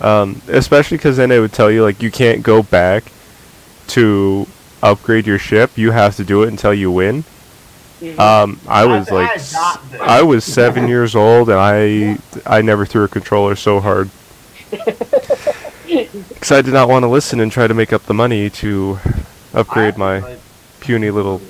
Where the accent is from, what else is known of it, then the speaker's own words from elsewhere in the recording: Idaho, United States; born there; moved away; Yeah, I was born in Idaho. I moved. Me and my family moved away.